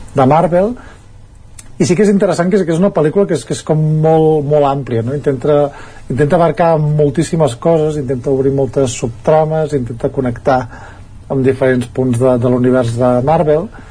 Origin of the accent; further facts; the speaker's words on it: Ripollès, Catalonia, Spain; els que som del Ripollès